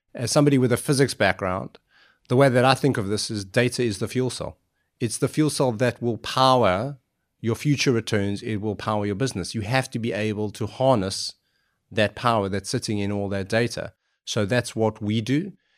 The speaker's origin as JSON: {"language": "English", "country": "South Africa", "tie": "born or raised there", "moved": "yes", "said": "I grew up in South Africa"}